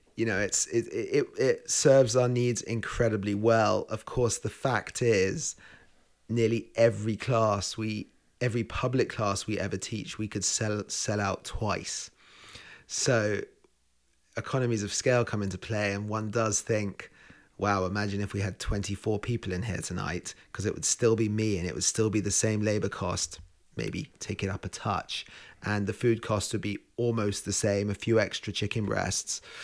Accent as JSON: {"language": "English", "region": "London", "country": "United Kingdom", "tie": "born or raised there", "also_born_or_lived": "Spain", "moved": "as an adult", "lives_now": "Victoria, Canada", "said": "I'm a chef, and I was born in London"}